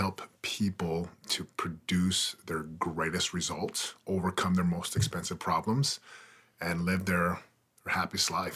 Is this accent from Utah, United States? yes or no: yes; Utah, United States; also born or lived in Missouri; we went to Utah when I was about 4 years old. So I grew up in Utah